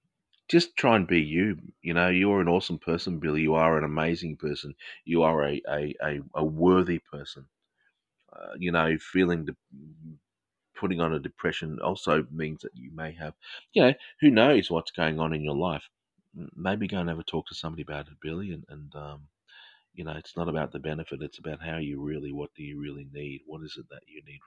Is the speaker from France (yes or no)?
no; Australia; accent: Australian English; my accent. It's Australian English